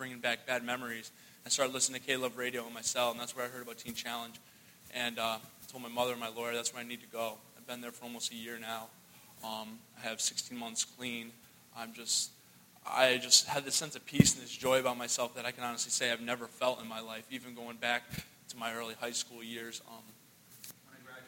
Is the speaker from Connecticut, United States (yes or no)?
yes; Hartford, Connecticut, United States; I'm from Hartford, Connecticut.